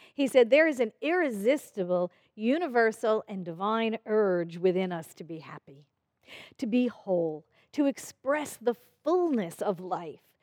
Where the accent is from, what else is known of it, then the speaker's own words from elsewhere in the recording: New York City, New York, United States; I grew up in New York City